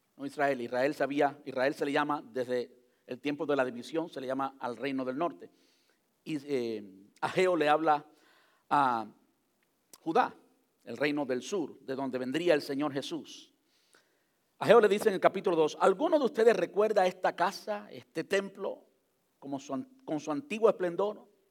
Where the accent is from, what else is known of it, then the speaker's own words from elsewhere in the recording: Cuba; se lo voy a decir en cubano porque soy cubano